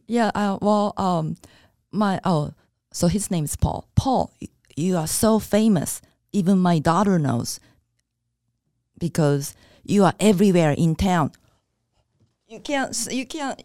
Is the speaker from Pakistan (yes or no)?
no; Japan; now in United States; when I was growing up in Japan, I used to watch Popeye in Japanese.